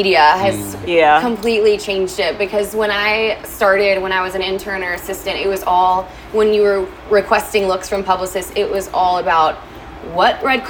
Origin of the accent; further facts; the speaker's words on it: Kentucky, United States; moved away as an adult; now in Los Angeles, United States; So I'm actually from Kentucky